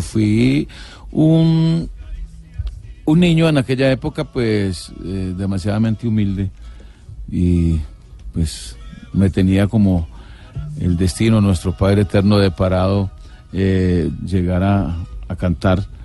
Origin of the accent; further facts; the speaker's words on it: Cartago, Valle del Cauca, Colombia; Nací en Cartago, pero me crié en, las afueras de Cartago, en, las veredas.